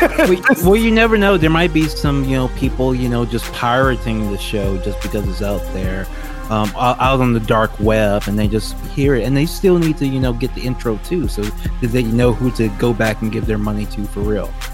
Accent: Baton Rouge, Louisiana, United States; moved away; Howard Stern was never on the radio where I lived, like, ever. He never got syndicated in, uh, Baton Rouge, Louisiana

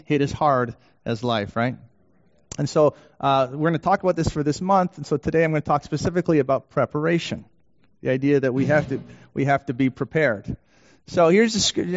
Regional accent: Canada; also born or lived in Vancouver; now in Detroit, United States; I'm Canadian

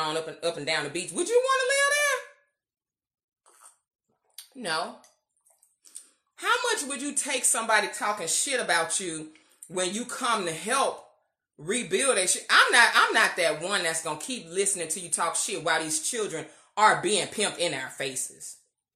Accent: United States; being Black American

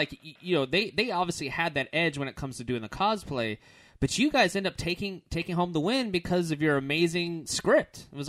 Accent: Orlando, Florida, United States; We're from Orlando, Florida

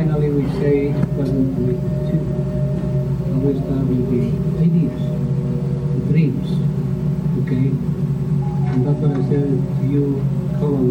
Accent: Bolivia; moved away; I'm coming from South America, from Inca Indian people.

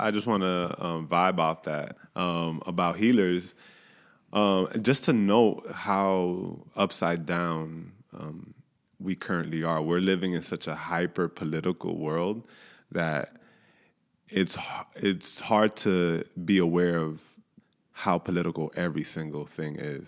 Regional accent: New York, United States; born and raised in New York

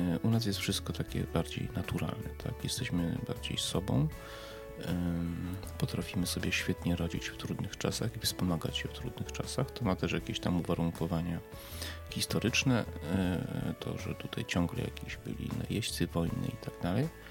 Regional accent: Poland; jestem Polakiem i cieszę się, że jestem Polakiem i cieszę się, że nie urodziłem się w Niemczech, we Francji, w Anglii czy w Stanach Zjednoczonych, tylko tutaj

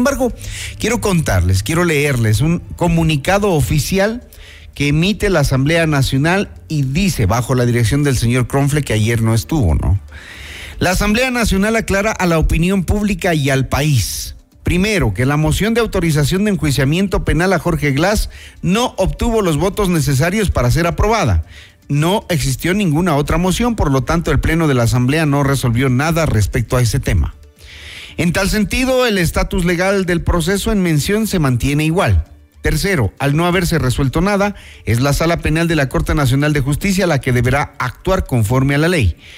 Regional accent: Ecuador; Como ecuatorianos debemos exigir al presidente de la República que no se dé paso a la impunidad.

